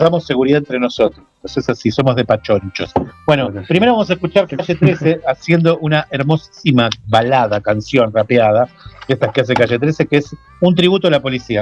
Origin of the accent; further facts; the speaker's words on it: Avellaneda, Buenos Aires Province, Argentina; Nosotros somos de Avellaneda, de zona